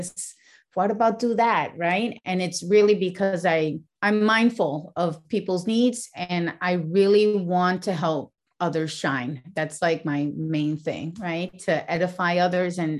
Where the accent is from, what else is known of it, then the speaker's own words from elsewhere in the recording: Puerto Rico; moved away as an adult; also born or lived in New York; they took us and raised us in Puerto Rico.